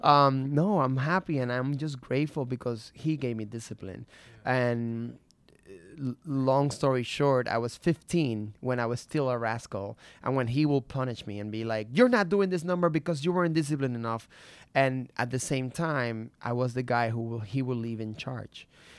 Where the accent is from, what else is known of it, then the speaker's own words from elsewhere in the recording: Puerto Rico; Growing up in Puerto Rico, let me see.